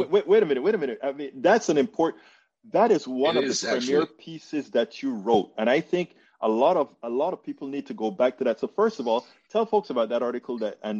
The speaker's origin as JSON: {"language": "English", "country": "Panama", "said": "I'm from Panama. Yo soy Latino."}